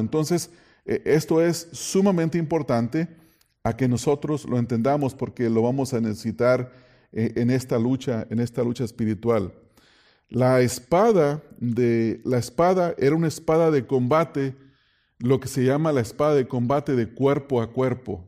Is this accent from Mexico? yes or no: yes; Mexico; en México, de donde yo vengo